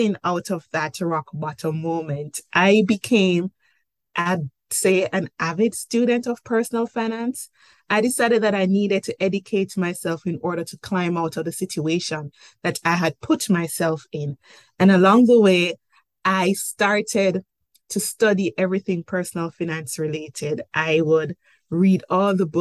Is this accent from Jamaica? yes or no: yes; Jamaica; accent: Jamaican; moved away as an adult; now in Cayman Islands; I'm Jamaican by birth, hence the accent